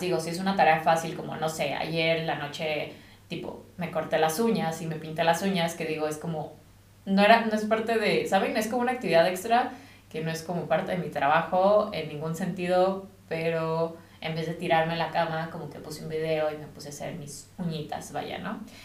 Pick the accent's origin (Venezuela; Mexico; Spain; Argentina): Mexico; also born or lived in United States; now in England, United Kingdom; yo soy de México